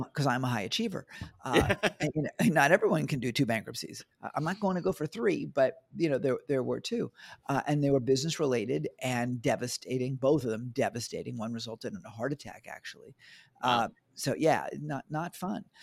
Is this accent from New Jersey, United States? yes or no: no; New York, United States; also born or lived in Bangkok; now in Australia; Originally from New York.